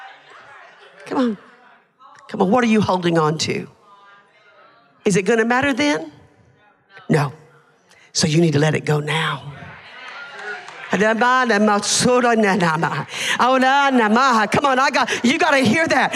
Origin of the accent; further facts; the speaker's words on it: Hamilton, Alabama, United States; Hamilton, Alabama, that's my hometown where the ramp is